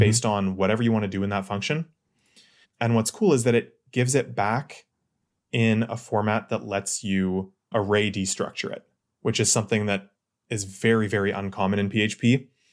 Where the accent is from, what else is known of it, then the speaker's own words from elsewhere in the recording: Ottawa, Ontario, Canada; I'm from Ottawa